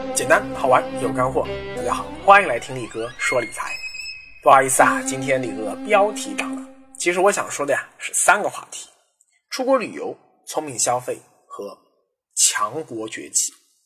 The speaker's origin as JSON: {"language": "Chinese", "country": "China", "said": "作为中国人啊"}